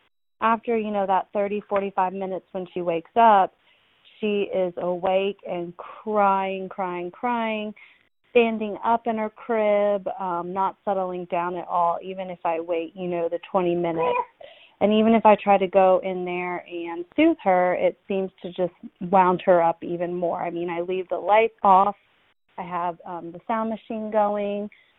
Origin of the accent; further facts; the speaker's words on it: Atlanta, Georgia, United States; Hey, moms. … I'm from Atlanta, Georgia.